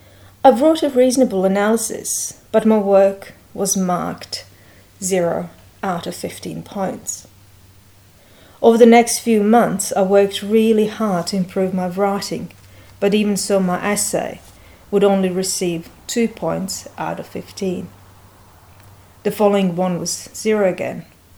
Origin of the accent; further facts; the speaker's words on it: Bosnia & Herzegovina; English is a second language; I was born and raised in Bosnia, but no, this is not this kind of story. It's not about the war.